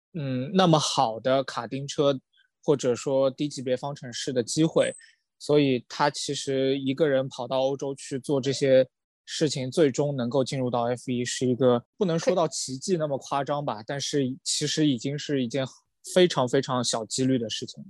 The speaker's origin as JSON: {"language": "Chinese", "country": "China", "said": "我作为一个中国人"}